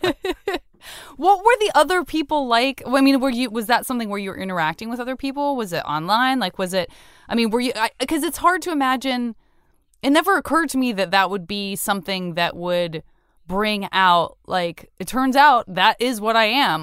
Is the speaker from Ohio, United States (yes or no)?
no; Tucson, Arizona, United States; moved away; I'm from Tucson, Arizona